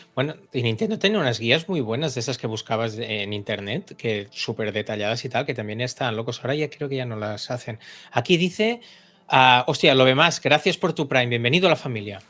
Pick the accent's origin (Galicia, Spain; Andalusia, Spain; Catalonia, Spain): Catalonia, Spain; los catalanes